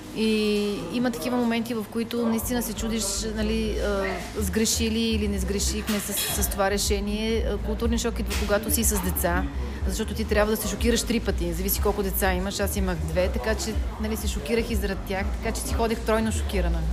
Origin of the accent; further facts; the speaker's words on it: Chavdar, Sofia Province, Bulgaria; moved away as an adult; also born or lived in Denver, Colorado, United States; в моето родно село Чавдар